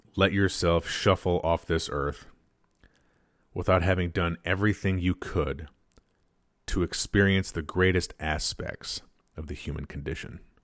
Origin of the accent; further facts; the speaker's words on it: United States; We're Americans. We are American citizens